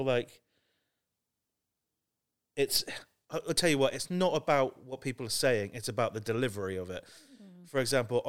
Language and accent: English; South West England, United Kingdom; I say Somerset, and they go, no, where are you really from? Like, from day one, I'm told I am not the same as everyone else.